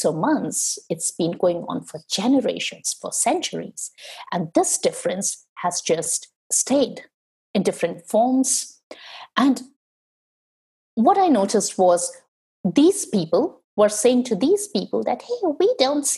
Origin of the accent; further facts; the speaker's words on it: India; moved away as an adult; when I was growing up in India, growing up in a highly patriarchal culture